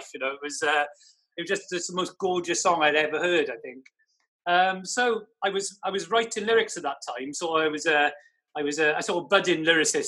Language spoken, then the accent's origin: English; Wales, United Kingdom; also born or lived in Basingstoke, Hampshire; I haven't lived in Wales all my life.